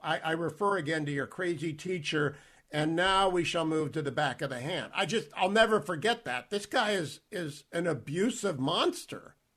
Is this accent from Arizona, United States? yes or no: no; Warren, Ohio, United States; I grew up in Warren, Ohio, and we moved a couple of times. We stayed in Warren